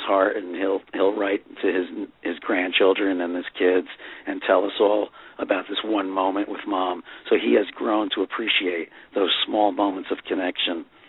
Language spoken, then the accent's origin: English; Fair Lawn, New Jersey, United States; when I was a kid growing up in Fair Lawn, New Jersey